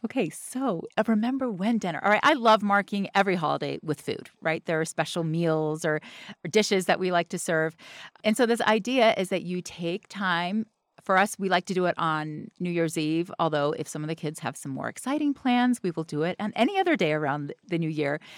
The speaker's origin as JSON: {"language": "English", "region": "the South", "country": "United States", "said": "I'm from the South"}